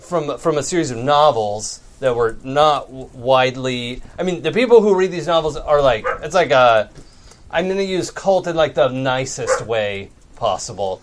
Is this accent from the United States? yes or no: yes; Seattle, Washington, United States; moved away; I grew up in Seattle